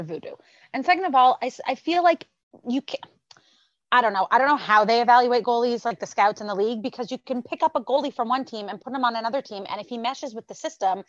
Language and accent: English; Canada; moved away; as a Canadian who's outside Canada and is coming home in the summer